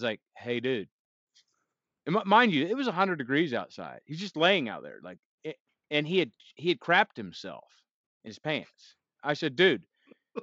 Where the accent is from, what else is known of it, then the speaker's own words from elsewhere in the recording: Texas, United States; moved away; also born or lived in New York City; I'm a Texan.